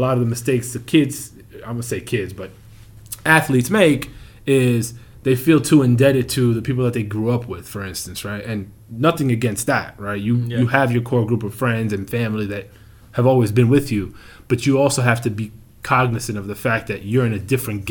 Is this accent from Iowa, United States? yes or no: no; New York, United States; You know, born and bred in the New York area, and you're not a Knicks fan, I can't really get mad